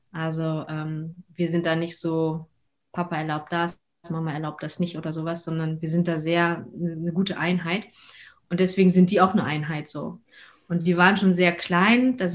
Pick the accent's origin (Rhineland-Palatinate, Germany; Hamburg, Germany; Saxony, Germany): Hamburg, Germany; Ich meine, ich komme aus Hamburg, äh, wir sind sozusagen zurück in die, in die Heimatstadt.